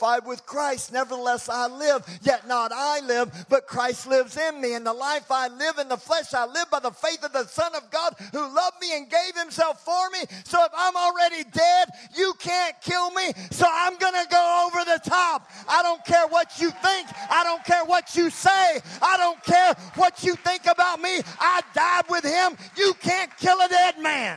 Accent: Texas, United States; We're American, we're Texan

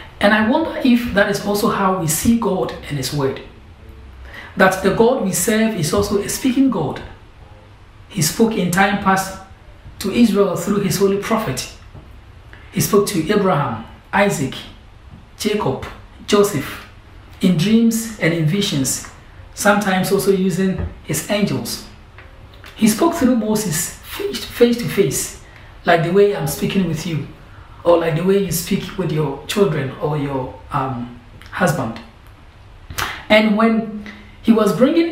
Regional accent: Ghana; moved away as an adult; now in London, United Kingdom; I'm from Ghana, and I'm here doing Cornhill

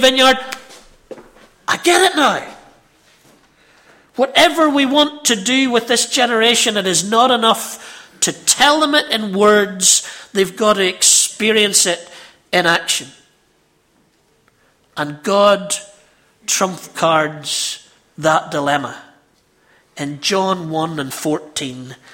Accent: Ballymena, Northern Ireland, United Kingdom; I'm from Ballymena, you can tell

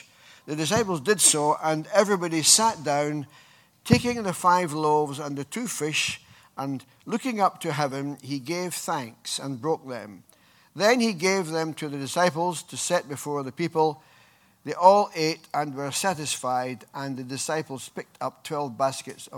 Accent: Scotland, United Kingdom; moved away; I come from Scotland

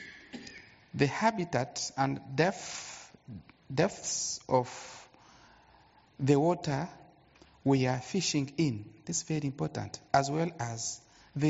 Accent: Goma, North Kivu, DR Congo; I'm from Congo, that's Goma.

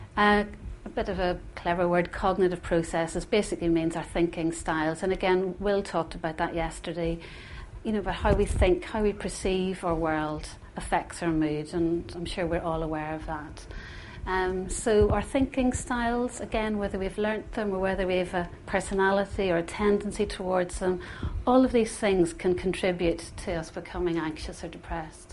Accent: Northern Ireland, United Kingdom; moved away; growing up in Northern Ireland, as I said earlier, is a blessing and was a bit of a curse for me at times too. And growing up within the Troubles

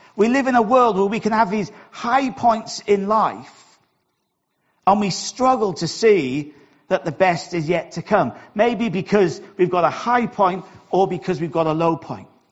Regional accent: Wales, United Kingdom; accent: Welsh; my Welsh accent

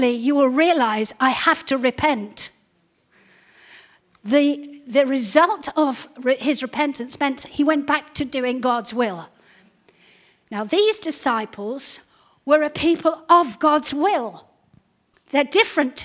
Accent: Zimbabwe; when we were growing up in Zimbabwe

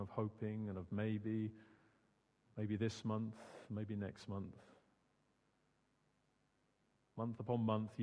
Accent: Suffolk, East of England, United Kingdom; also born or lived in Surrey; now in Guildford, United Kingdom; Growing up in Suffolk

